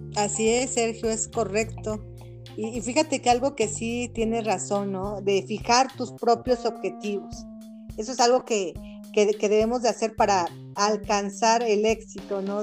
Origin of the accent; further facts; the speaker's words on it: Mexico; soy mexicana certificada en coach facilitadora